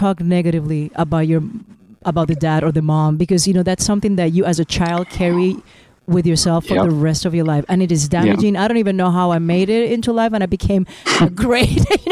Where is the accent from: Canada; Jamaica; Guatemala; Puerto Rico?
Puerto Rico; I'm from Puerto Rico, and we're four children